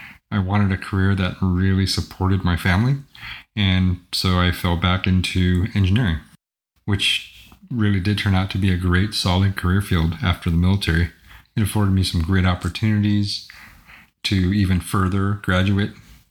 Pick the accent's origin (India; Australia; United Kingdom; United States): United States; Southern California; moved away as an adult; also born or lived in Philadelphia, Pennsylvania / Hawaii; I was born in Philadelphia, right? But grew up in Southern California